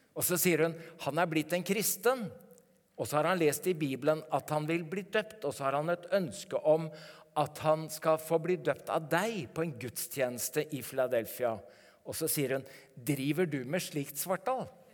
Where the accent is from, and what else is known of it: Norway